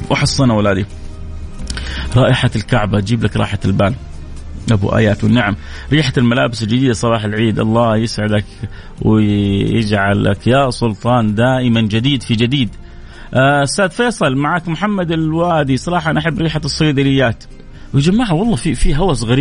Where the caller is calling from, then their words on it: Jeddah, Makkah Province, Saudi Arabia; السلام عليكم